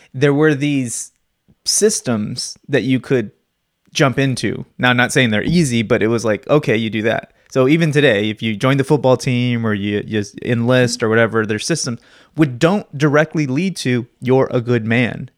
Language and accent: English; Phoenix, Arizona, United States; I've always grown up in Phoenix